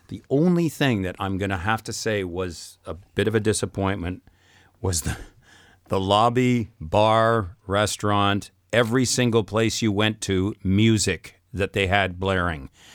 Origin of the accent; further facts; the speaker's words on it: Saskatchewan, Canada; I'm from Saskatchewan